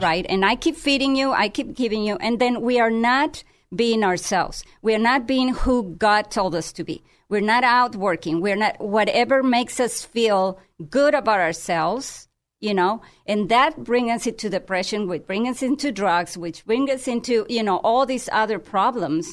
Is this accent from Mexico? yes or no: yes; Tijuana, Baja California, Mexico; now in United States; I'm from Tijuana